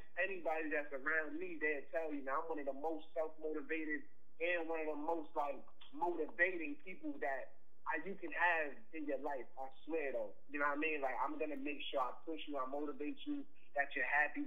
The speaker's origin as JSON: {"language": "English", "town": "New York City", "region": "New York", "country": "United States", "said": "I'm from Queens."}